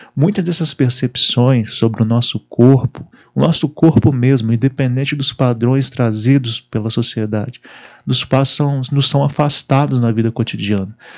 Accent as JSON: {"language": "Portuguese", "country": "Brazil", "said": "nossa juventude no Brasil"}